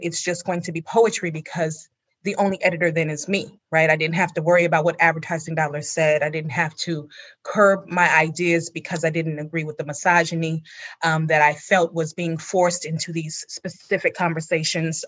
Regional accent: California, United States; my own childhood memories growing up in California

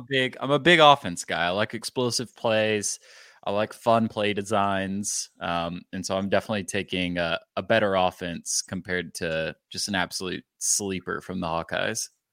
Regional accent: the Metroplex, Texas, United States; I'm a city guy growing up in the Metroplex

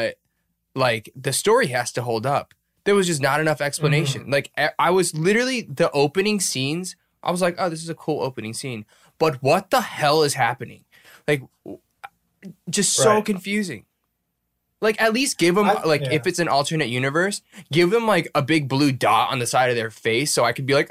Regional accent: United States; as an American

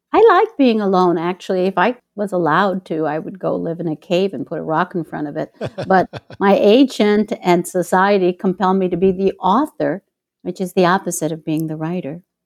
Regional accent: Chicago, Illinois, United States; moved away as an adult; now in Mexico; my hometown, Chicago

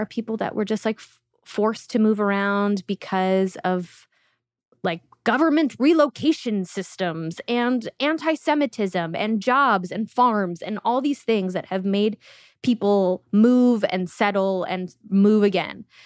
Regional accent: Uzbekistan; moved away; I was born in Uzbekistan

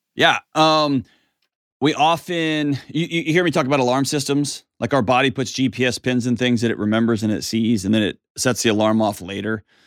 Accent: Texas, United States; accent: Texas; I'm a Texan, so we're basically on the other side of Earth

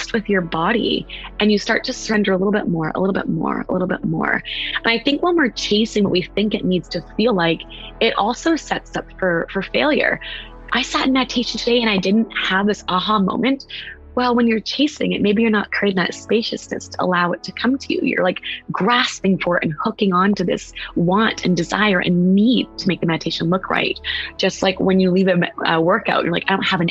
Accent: West Coast, United States; now in East Coast, United States

